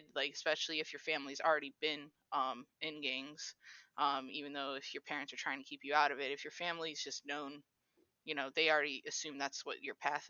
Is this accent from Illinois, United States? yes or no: yes; Chicago, Illinois, United States; moved away; I'm from Chicago originally